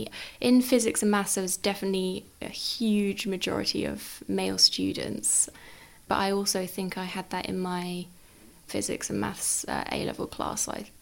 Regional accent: Worthing, South East England, United Kingdom; I'm from Worthing, so I went to school there, just my local school.

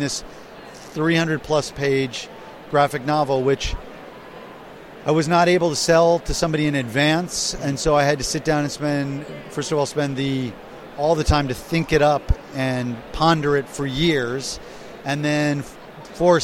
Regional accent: United States; I'm an American.

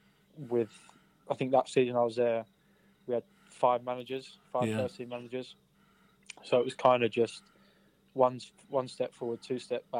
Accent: Canterbury, South East England, United Kingdom; I'm from Canterbury.

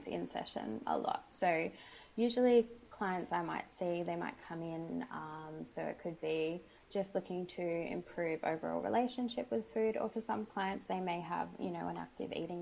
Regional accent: Sydney, New South Wales, Australia; I'm Australian. I'm from Sydney.

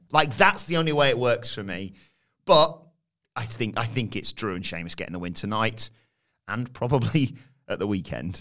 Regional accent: United Kingdom; being British viewers

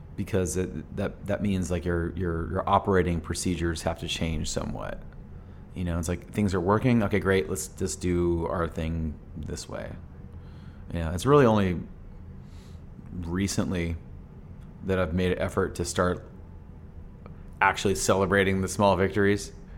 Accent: Phoenix, Arizona, United States; we're this band from Phoenix

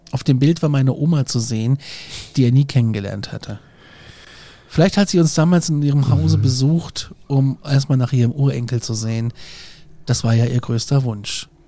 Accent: Kassel, Hesse, Germany; Ich bin auch Hesse und ich kann das Wort Kirche ganz normal sprechen.

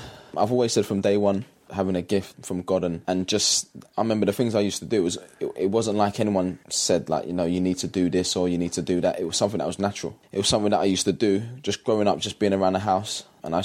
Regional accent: London, United Kingdom; It was tough because obviously I grew up in East London, working class background.

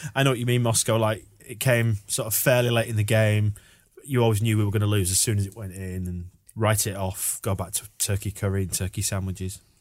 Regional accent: Yorkshire and the Humber, United Kingdom; We are from Yorkshire.

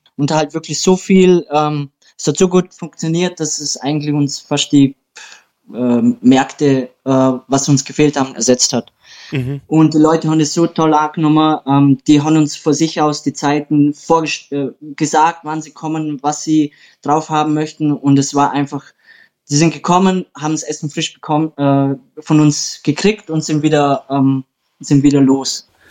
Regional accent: Austria; ich bin ja Österreicher.

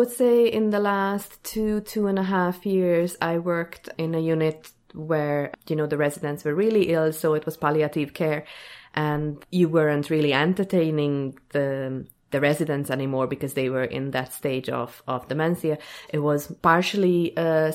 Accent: Hungary; moved away as an adult; now in Dublin, Ireland; I'm from Hungary. I have lived in Ireland more than 11 years now, so yeah, quite a bit. Grew up in a small

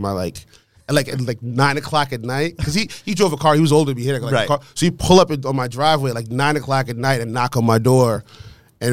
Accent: New York, United States; moved away as an adult; also born or lived in Queens / Westchester; now in Los Angeles, United States; I was born and raised in New York

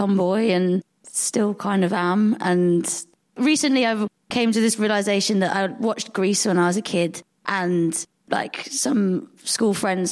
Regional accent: Devon, South West England, United Kingdom; moved away as an adult; also born or lived in Hackney, London; now in Birmingham, United Kingdom; So I spent the first 3 years growing up in East London, and then we moved to Devon when I was three and grew up in the countryside

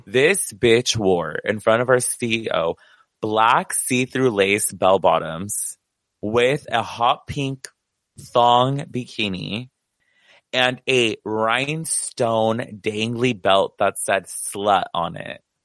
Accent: United States; being Mexican American

